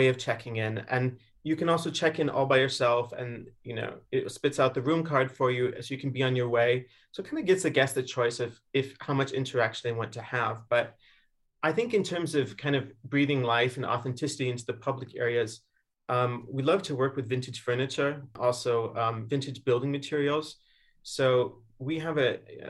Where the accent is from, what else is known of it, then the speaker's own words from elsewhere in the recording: Chicago, Illinois, United States; moved away; I'm from Chicago originally, so walking along the lakeshore in Chicago